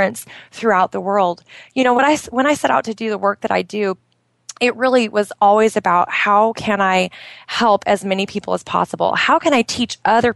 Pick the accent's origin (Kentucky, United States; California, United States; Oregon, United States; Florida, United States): Oregon, United States; outside of Portland; moved away as an adult; now in Bahrain; my hometown outside of Portland, Oregon